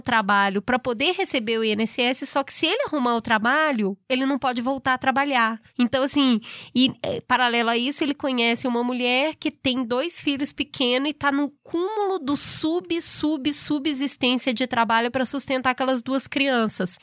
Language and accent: Portuguese; Brazil; a gente é brasileiro